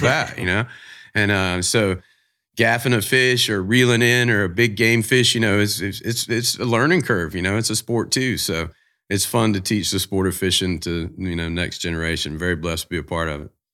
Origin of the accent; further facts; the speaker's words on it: Jacksonville, Florida, United States; I'm from Jacksonville